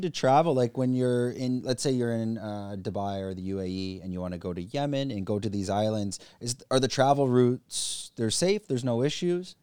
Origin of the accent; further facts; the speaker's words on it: Canada; moved away; I'm from Canada